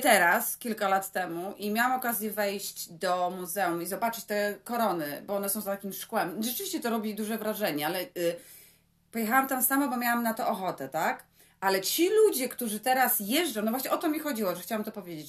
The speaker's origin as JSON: {"language": "Polish", "country": "Poland", "said": "My jesteśmy z Polski"}